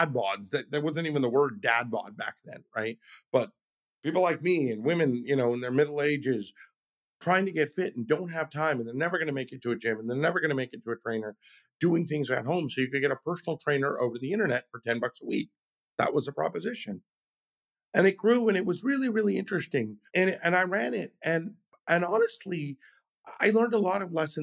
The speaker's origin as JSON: {"language": "English", "region": "California", "country": "United States", "said": "I'm a Californian."}